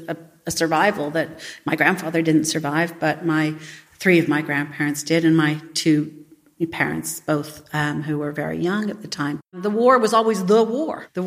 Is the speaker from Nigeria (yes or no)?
no; Canada; I grew up in Canada and I'm Canadian, but I'm only first generation Canadian.